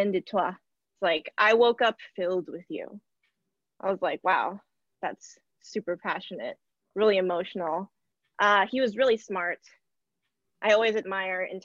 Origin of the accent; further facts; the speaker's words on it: United States; I'm American